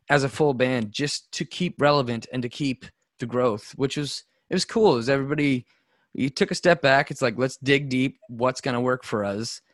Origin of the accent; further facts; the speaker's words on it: Nova Scotia, Canada; also born or lived in Alberta; We're guys from Nova Scotia, small place